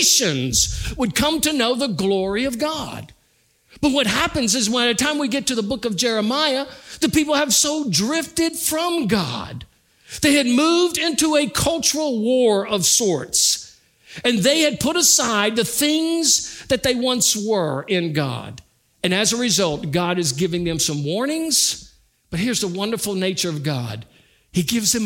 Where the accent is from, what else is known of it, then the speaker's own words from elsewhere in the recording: United States; having been born in America